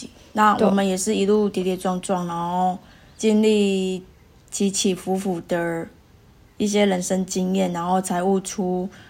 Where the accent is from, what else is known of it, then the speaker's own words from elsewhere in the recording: Taiwan; moved away as an adult; now in Perth, Australia; 就像我们从小在台湾一样，